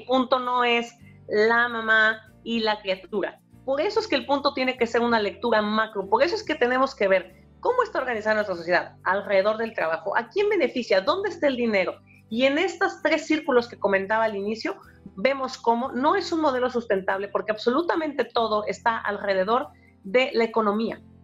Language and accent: Spanish; Mexico; moved away as an adult; also born or lived in Barcelona, Spain; now in United States; yo soy profesora y yo soy mexicana y yo soy latina